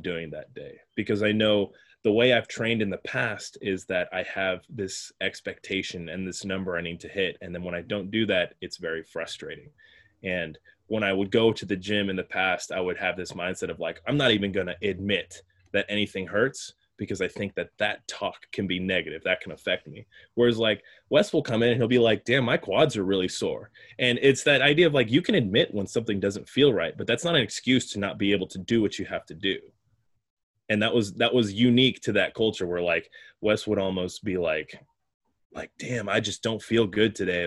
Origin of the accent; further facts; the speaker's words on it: Colorado, United States; moved away as an adult; also born or lived in Sacramento; now in Bay Area, United States; I drove home to Colorado. I'm from Colorado